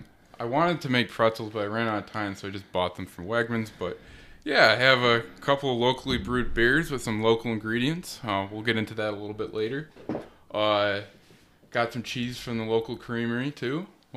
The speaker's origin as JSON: {"language": "English", "town": "Wyoming", "region": "New York", "country": "United States", "said": "I am from Wyoming, New York, and kind of the northeastern part of Wyoming County."}